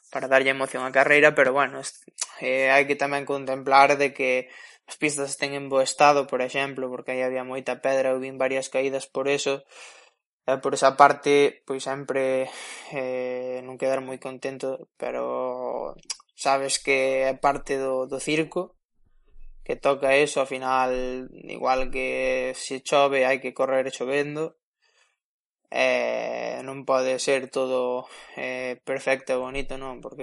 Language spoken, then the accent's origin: Galician; Spain; sendo español